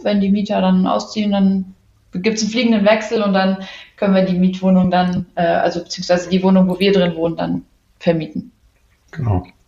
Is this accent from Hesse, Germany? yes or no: yes; Wiesbaden, Hesse, Germany; bin aus Wiesbaden, wohne auch in Wiesbaden